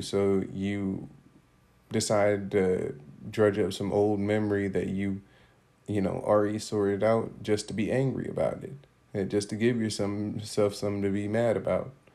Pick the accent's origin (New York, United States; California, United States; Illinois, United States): Illinois, United States; Rockford; moved away; my hometown of Rockford